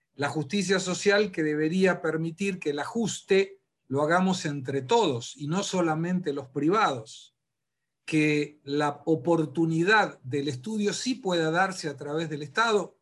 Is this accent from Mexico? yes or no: no; Argentina; moved away; yo sí volvería para morirme en la República Argentina